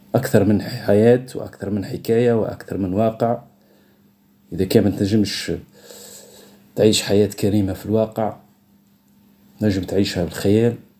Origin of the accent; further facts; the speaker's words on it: Tunisia; accent: Tunisian; لهجتنا في تونس مخلطة بين العربي بين الدرجة وبين الفرنسي